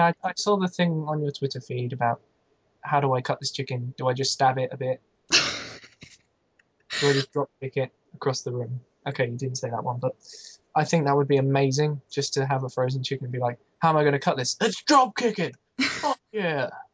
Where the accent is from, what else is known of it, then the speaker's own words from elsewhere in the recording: United Kingdom; I'm British